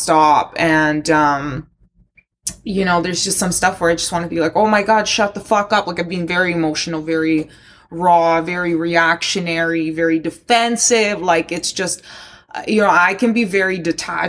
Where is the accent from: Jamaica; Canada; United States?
Canada; Toronto, Ontario; also born or lived in Luhansk, Ukraine; my parents immigrated with me in 1999 when I was 10 years old to Toronto. And I grew up here.